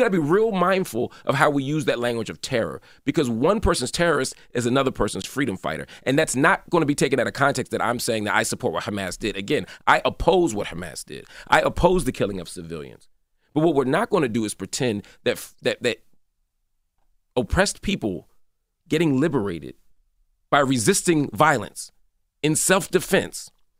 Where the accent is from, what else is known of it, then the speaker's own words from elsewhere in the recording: United States; As an American citizen, my tax dollars go to it.